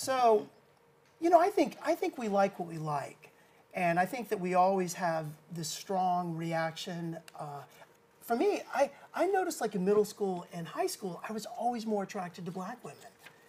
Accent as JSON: {"language": "English", "town": "Oklahoma City", "region": "Oklahoma", "country": "United States", "tie": "born or raised there", "moved": "yes", "lives_now": "New York City, United States", "said": "But I grew up in Oklahoma, and I think that it would have been a lot different if we would have raised our child and been growing up in Oklahoma City, where I'm from."}